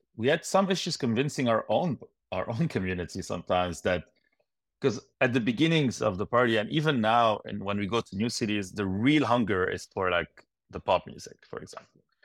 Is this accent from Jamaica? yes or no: no; Lebanon; moved away as an adult; now in Montreal, Canada; growing up in Lebanon